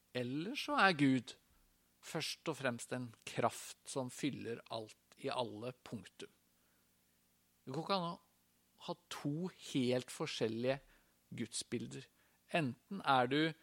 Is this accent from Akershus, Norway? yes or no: no; Tønsberg, Vestfold, Norway; Jeg er fra Tønsberg, gikk på Tønsberg gymnas